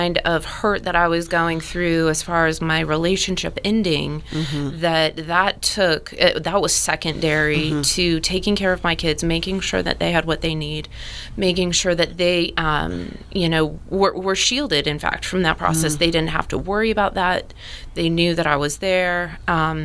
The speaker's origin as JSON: {"language": "English", "town": "Colorado Springs", "region": "Colorado", "country": "United States", "also_born_or_lived": "Fountain, Colorado", "moved": "as an adult", "said": "I'm from the Springs. I'm from the West Side."}